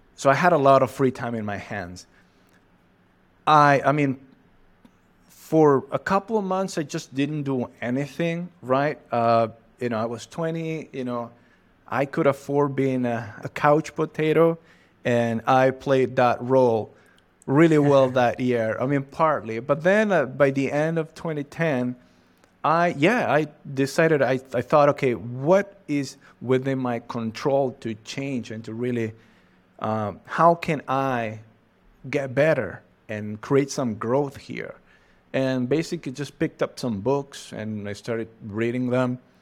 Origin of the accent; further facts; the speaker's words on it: Catamarca, Argentina; English is a second language; I'm from Argentina, precisely from the northwest of Argentina. Uh, I live in a city called Catamarca.